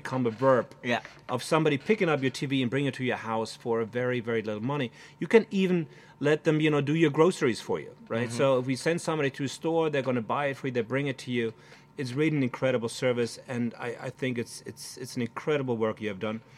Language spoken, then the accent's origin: English; Germany; I come from Germany.